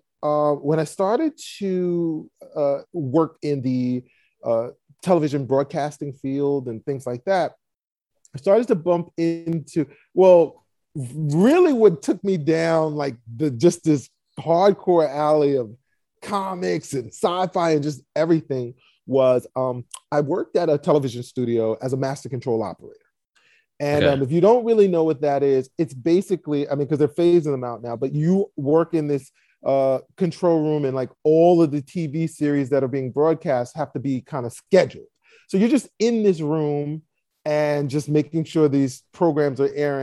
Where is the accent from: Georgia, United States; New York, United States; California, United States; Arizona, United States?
New York, United States; New York City; I grew up in Brooklyn, New York